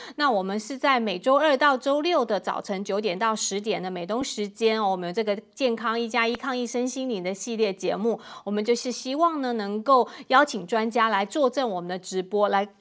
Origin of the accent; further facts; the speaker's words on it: Taiwan; 我来自台湾